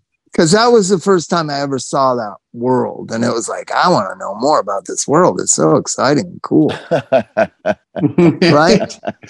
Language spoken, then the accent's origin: English; Palm Springs, California, United States; That's what growing up in Palm Springs does to you.